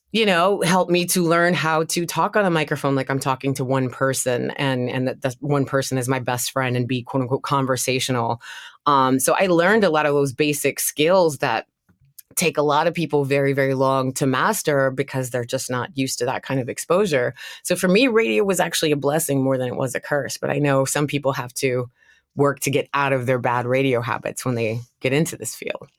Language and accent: English; the South, United States; I'm from the South